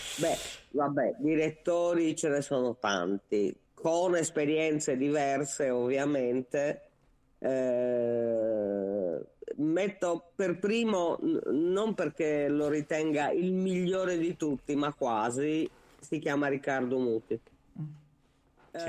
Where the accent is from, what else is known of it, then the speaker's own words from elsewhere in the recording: Sardinia, Italy; da buona sarda